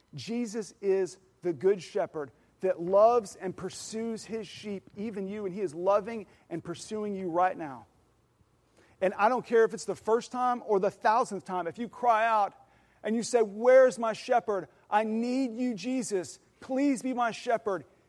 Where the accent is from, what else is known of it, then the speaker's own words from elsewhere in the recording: Oklahoma, United States; I know a thing or two about cattle, 'cause I'm from Oklahoma